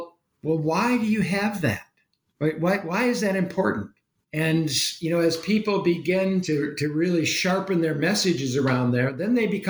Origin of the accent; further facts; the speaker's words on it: United States; now in England, United Kingdom; I'm come from America, but I live in England.